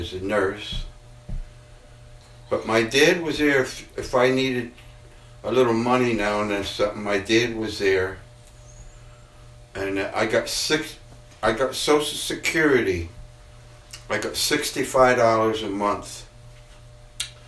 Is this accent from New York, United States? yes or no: yes; Kingston, New York, United States; also born or lived in Houlton, Maine / Mount Marion, New York; moved to Kingston